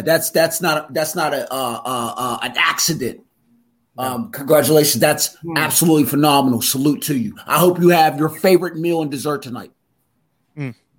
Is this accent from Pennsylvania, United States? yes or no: yes; Pittsburgh, Pennsylvania, United States; moved away as an adult; also born or lived in Philadelphia; I'm from out uh, Pittsburgh. When I moved out to, uh, I'm from Western Pennsylvania. When I moved out to Philly